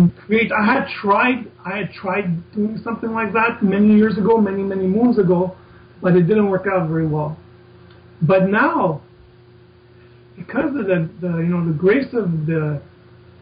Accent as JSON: {"language": "English", "town": "Montreal", "region": "Quebec", "country": "Canada", "tie": "born or raised there", "said": "a kid growing up in Canada, Montreal, Canada"}